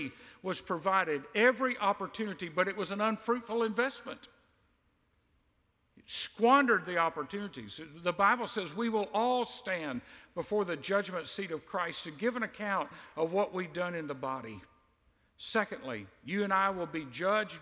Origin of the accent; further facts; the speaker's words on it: United States; You and I are in a privileged position as an American